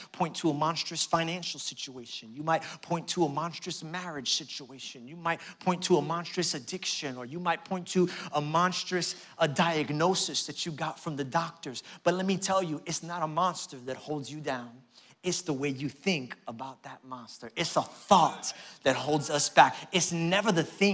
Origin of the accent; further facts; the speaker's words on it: New York City, New York, United States; I grew up in Brooklyn, New York.